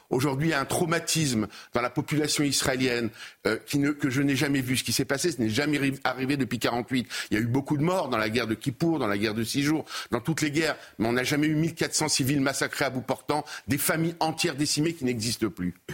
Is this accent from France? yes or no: no; Dresden, Saxony, Germany; À l'époque, je vous rappelle, chez nous, à Dresde, enfin en Europe, 50 000 morts